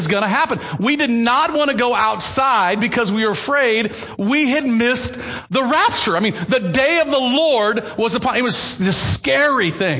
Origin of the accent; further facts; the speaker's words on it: the South, United States; I grew up in Southern Baptist circles in the South